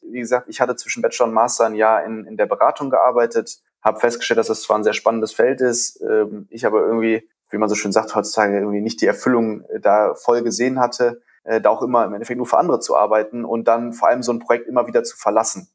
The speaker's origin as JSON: {"language": "German", "town": "Düsseldorf", "region": "North Rhine-Westphalia", "country": "Germany", "tie": "born or raised there", "also_born_or_lived": "Ratingen", "said": "Düsseldorfer, zwar geboren in Ratingen, aber immer in Düsseldorf aufgewachsen"}